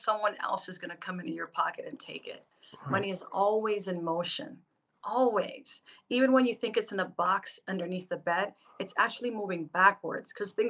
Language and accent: English; Panama City, Panama; I'm from Panama City, Panama, which is the vein of all movement of product in the world